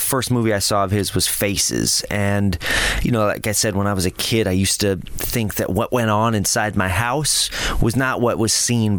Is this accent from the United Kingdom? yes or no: no; Lakewood, Colorado, United States; Lakewood, Colorado.